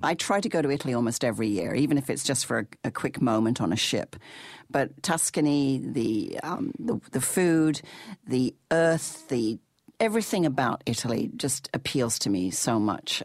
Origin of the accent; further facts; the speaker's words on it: England, United Kingdom; when I was growing up in England, I had a, an English mummy and a Canadian daddy